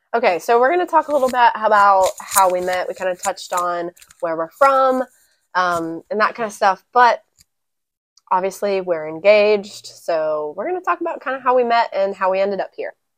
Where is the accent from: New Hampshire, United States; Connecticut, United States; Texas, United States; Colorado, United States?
Texas, United States; The Woodlands; also born or lived in San Antonio, Texas / Memphis, Tennessee; I was born and raised here in Texas